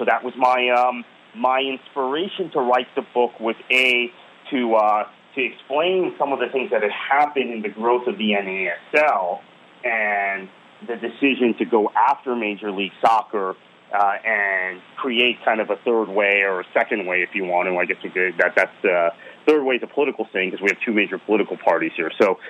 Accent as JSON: {"language": "English", "town": "Fort Lauderdale", "region": "Florida", "country": "United States", "tie": "born or raised there", "said": "And that's my local club. That's my hometown club."}